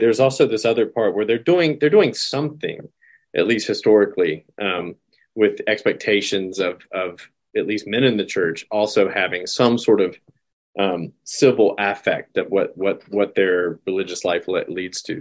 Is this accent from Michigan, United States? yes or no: no; North Carolina, United States; moved away as an adult; also born or lived in Texas; I moved from North Carolina, where I grew up, and South Carolina went to college to Texas.